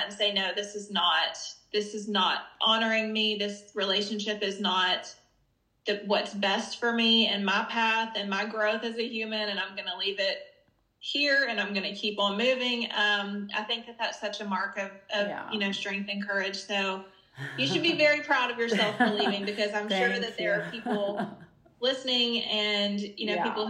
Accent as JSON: {"language": "English", "region": "the South", "country": "United States", "tie": "born or raised there", "said": "I grew up in the South"}